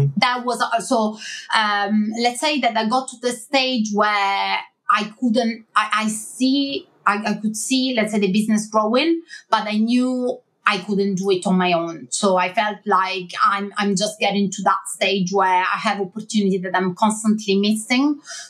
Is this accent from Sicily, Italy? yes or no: no; Milan, Lombardy, Italy; English is a second language; moved away as an adult; now in London, United Kingdom; I moved to London, so from Milan to London.